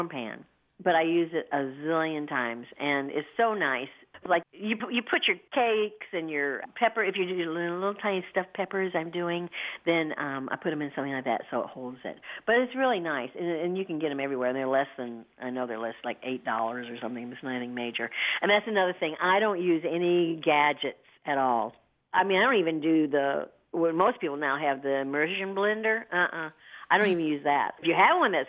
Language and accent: English; the South, United States; I'm from the South